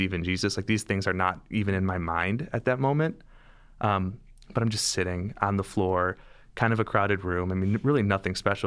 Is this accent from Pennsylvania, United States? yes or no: no; Detroit, Michigan, United States; moved away as an adult; also born or lived in St. Louis, Missouri / Milwaukee, Wisconsin; So I was born and raised in Metro Detroit.